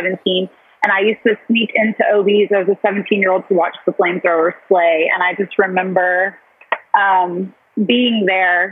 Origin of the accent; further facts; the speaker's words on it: Lake Charles, Louisiana, United States; I am born and raised in Lake Charles